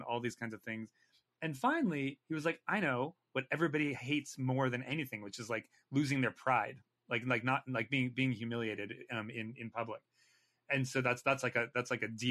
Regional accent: California, United States; moved away as an adult; also born or lived in New York; I'm Californian

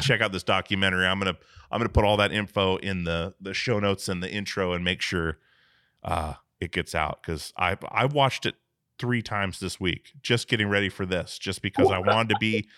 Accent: Alaska, United States; I grew up in Alaska

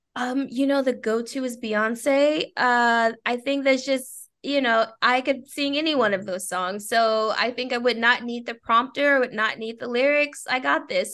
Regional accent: Texas, United States; I am a Texan

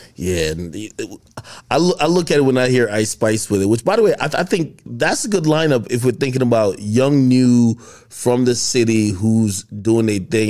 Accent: Bergen County, New Jersey, United States; I grew up in Jersey, Bergen County

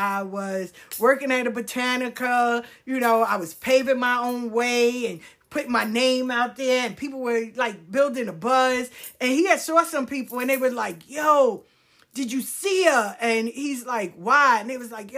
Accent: New York City, New York, United States; I grew up in South Jamaica

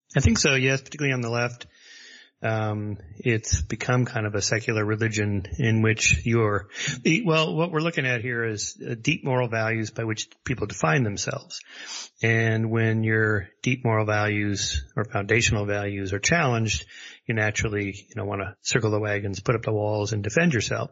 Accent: La Crescenta, California, United States; I was raised in La Crescenta area and, uh, sort of a suburb of Los Angeles

